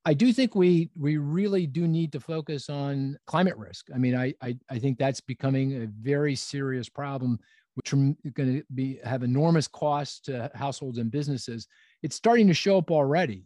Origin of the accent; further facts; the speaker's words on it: Philadelphia, Pennsylvania, United States; my hometown of Philadelphia